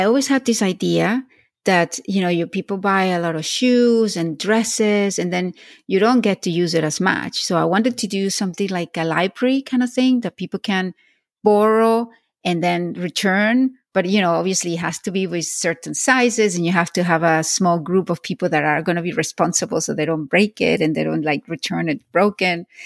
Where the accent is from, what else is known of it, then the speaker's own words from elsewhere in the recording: Venezuela; moved away; also born or lived in Spain / Florida / Switzerland / London; I was born in Spain, grew up in Venezuela. I went to Florida, then I went to Switzerland and London and here